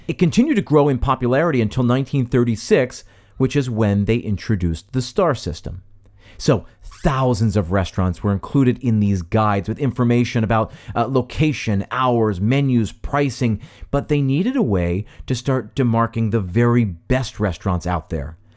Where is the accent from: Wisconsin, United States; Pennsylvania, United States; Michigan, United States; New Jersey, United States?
Pennsylvania, United States; outside of Philadelphia; I grew up outside of Philadelphia